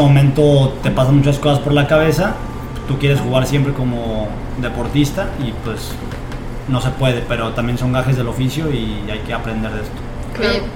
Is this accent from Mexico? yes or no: yes; Zamora, Michoacán, Mexico; now in Tijuana, Mexico; Nací en Zamora, Michoacán y soy futbolista profesional